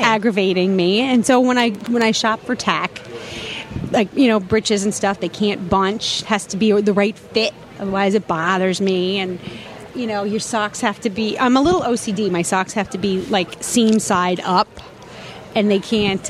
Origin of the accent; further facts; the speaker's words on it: New York, United States; I'm Italian. I'm from New York